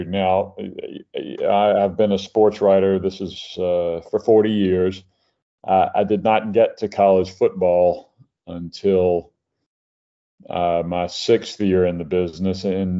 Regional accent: Mobile, Alabama, United States; I grew up near you in Mobile

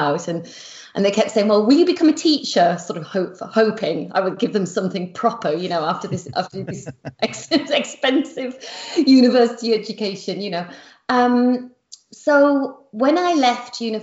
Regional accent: Yorkshire and the Humber, United Kingdom; I come from Yorkshire in the northeast of England, and I describe my family as very ordinary

